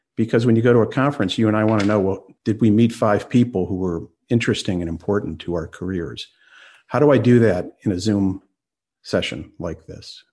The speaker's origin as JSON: {"language": "English", "town": "Washington", "region": "District of Columbia", "country": "United States", "tie": "born or raised there", "said": "I grew up in Washington, D.C."}